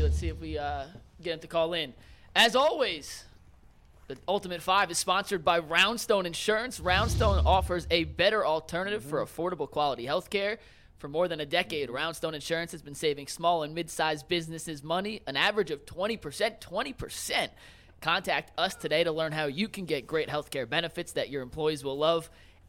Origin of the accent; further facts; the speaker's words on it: New Jersey, United States; I grew up in New Jersey.